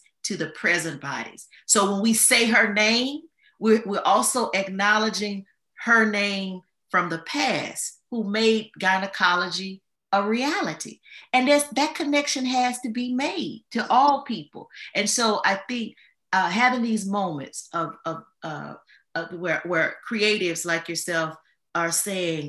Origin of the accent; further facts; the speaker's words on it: Louisiana, United States; I'm from Louisiana.